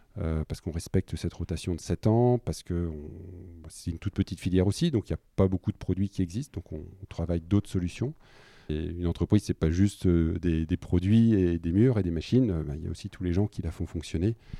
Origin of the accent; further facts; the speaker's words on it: Killem, Hauts-de-France, France; also born or lived in Dunkirk / Lille; j'ai grandi en partie sur Dunkerque et je suis arrivé à 8 ans sur, euh, sur Kilem. Puis bah, j'ai grandi comme un, garçon du village